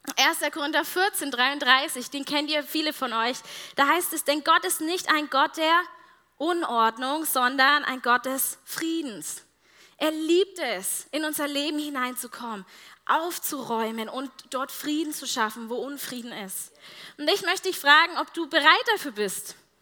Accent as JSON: {"language": "German", "country": "Germany", "said": "als Deutsche"}